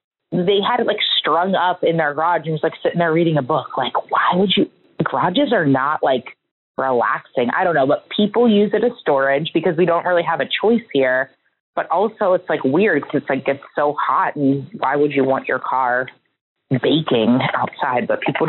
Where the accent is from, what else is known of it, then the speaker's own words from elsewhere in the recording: Pittsburgh, Pennsylvania, United States; now in Houston, United States; I am originally from Pittsburgh, Pennsylvania